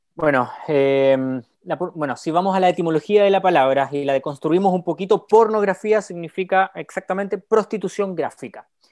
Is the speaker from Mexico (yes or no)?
no; Chile; Soy chileno